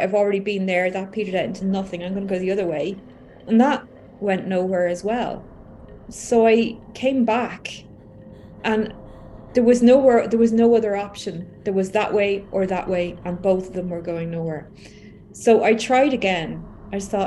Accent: Ireland; I'm from Ireland

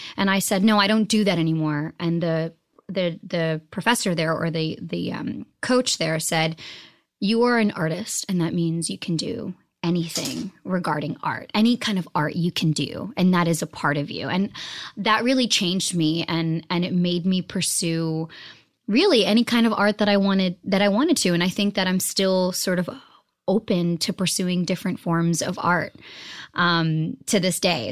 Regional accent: Boston, Massachusetts, United States; also born or lived in New Jersey; I was raised in Boston, Massachusetts.

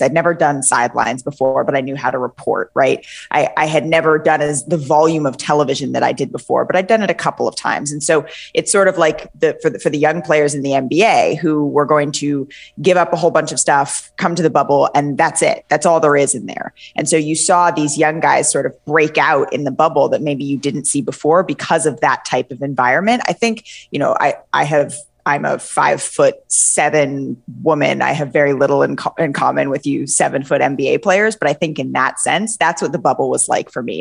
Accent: California, United States; moved away as an adult; also born or lived in New York City; I am from California

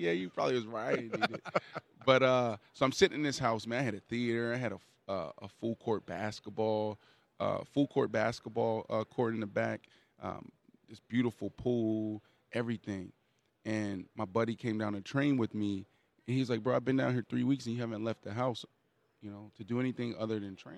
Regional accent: Pittsburgh, Pennsylvania, United States; I grew up in Pittsburgh, Pennsylvania.

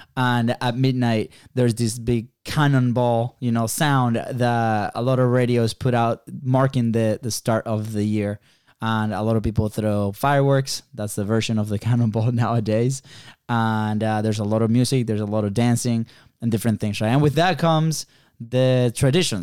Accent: Venezuela; moved away; we are originally from Venezuela

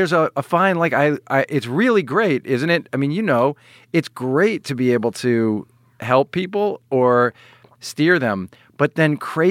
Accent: South Shore of Long Island, New York, United States; accent: slight Long Island; I'm from the South Shore of Long Island. Only a New York City kid, by the way, would pick up on the fact that I have a slight Long Island accent.

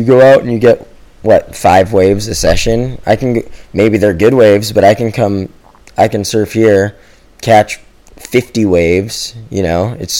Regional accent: Hawaii, United States; Growing up in Hawaii, like all the guys before us, that was the formula, you know.

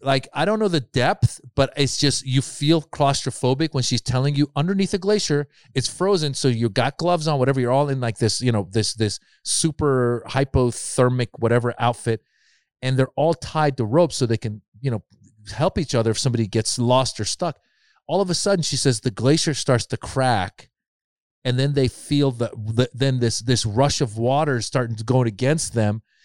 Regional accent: Marin, Northern California, United States; also born or lived in Iran; I grew up in Marin. Again, very privileged, like, upbringing

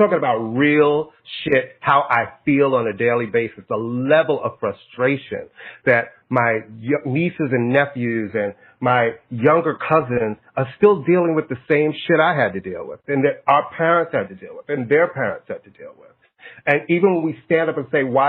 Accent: United States; I'm American. I love America. This is the only place I've ever lived.

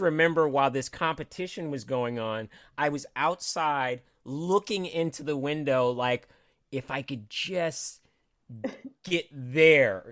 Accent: Cupertino, California, United States; also born or lived in Los Angeles, California; i was born in los angeles okay. but i grew up in northern california

